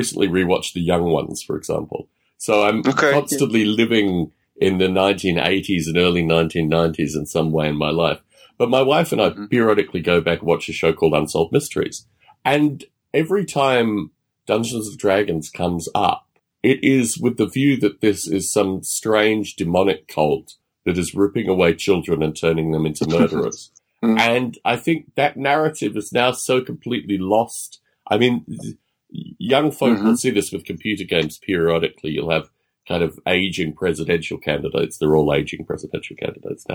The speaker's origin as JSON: {"language": "English", "country": "Australia", "tie": "born or raised there", "said": "growing up in Australia"}